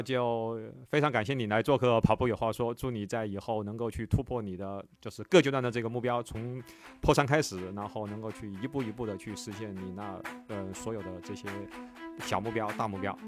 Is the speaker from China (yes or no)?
yes; Wuhan, Hubei, China; moved away; 一六年我当时回武汉，当时就跟，因为我，我是武汉人嘛